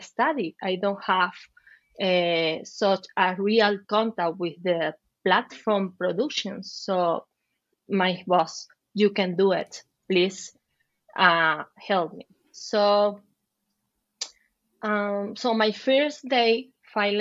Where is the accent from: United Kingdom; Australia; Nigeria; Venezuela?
Venezuela; English is a second language; moved away as an adult; also born or lived in Chile; now in Madrid, Spain; I'm from Venezuela. I had to migrate several times. One of them was to Chile, where I lived for 7 years